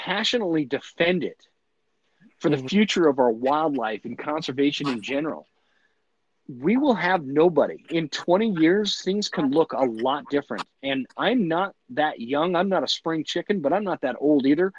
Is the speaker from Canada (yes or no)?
no; United States; as an American